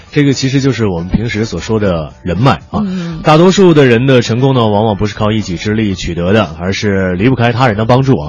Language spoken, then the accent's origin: Chinese; Beijing, China; accent: Beijing dialect; 我们北京话叫葛骰啊